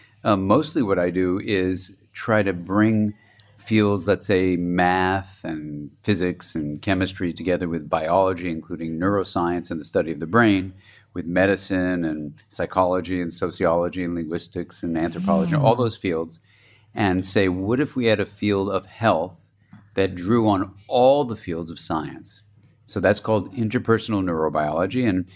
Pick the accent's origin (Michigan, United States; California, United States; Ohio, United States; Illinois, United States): California, United States; Los Angeles; born there; And I was born in Los Angeles, and my parents were from New York, and so I was the first Californian born there